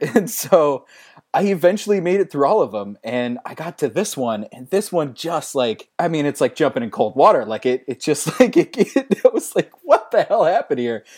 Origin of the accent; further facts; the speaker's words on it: St. Louis, Missouri, United States; I'm from Saint Louis